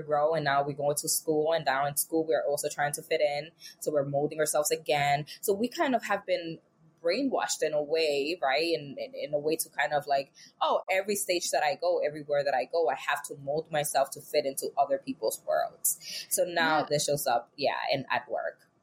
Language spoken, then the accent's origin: English; New York City, New York, United States; I'm from New York. New York City baby